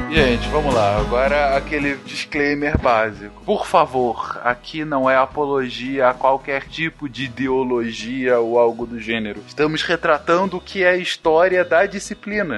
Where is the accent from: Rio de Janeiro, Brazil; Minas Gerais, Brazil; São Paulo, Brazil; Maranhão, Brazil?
Rio de Janeiro, Brazil; aqui da cidade onde eu cresci. No Rio de Janeiro